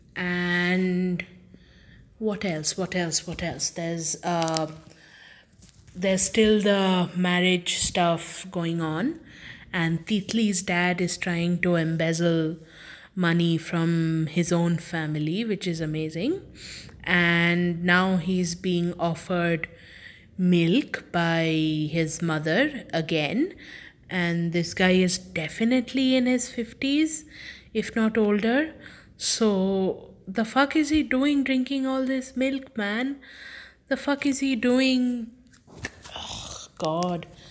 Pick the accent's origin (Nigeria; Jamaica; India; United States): India; Kolkata, West Bengal; moved away; also born or lived in Germany; I was born there in Kolkata